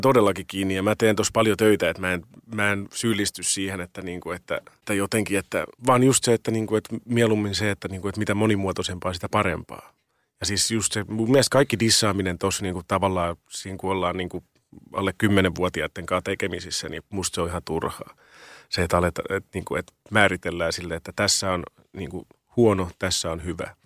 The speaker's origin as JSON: {"language": "Finnish", "town": "Riihimäki", "region": "Kanta-Häme", "country": "Finland", "tie": "born or raised there", "moved": "yes", "lives_now": "Helsinki, Finland", "said": "mä oon kasvanut Riihimäellä"}